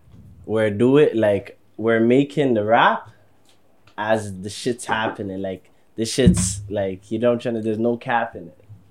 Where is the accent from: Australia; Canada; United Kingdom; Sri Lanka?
Canada; Toronto, Ontario; I'm from Olive. I'm trying to say it's in Rexdale, but I don't claim Rex.